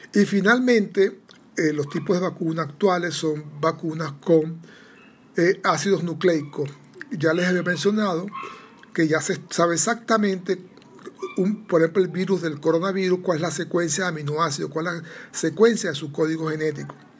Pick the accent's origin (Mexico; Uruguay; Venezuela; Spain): Venezuela; soy venezolano